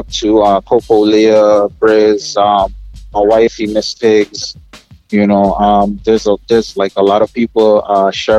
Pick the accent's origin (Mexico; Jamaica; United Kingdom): Jamaica; accent: Canadian, New Yorkish; I want people to know that I'm Jamaican, I'm representing for Jamaica as well.